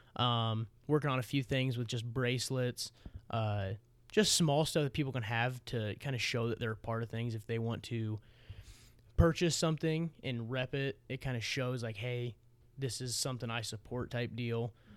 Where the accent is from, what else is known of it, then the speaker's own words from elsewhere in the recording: Missouri Valley, Iowa, United States; I transferred to Missouri Valley with my buddy Noah